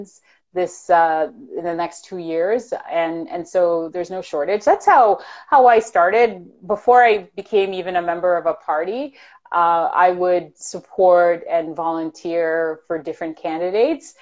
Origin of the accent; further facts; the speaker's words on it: Toronto, Ontario, Canada; also born or lived in Jamaica; I'm a girl from Scarborough. And, you know, and I'm really old school. Like, so, you know, growing up in the early 90s